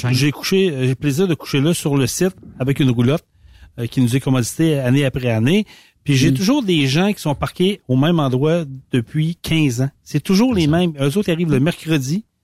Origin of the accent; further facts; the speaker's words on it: Quebec, Canada; Moi, je viens de la Gaspésie.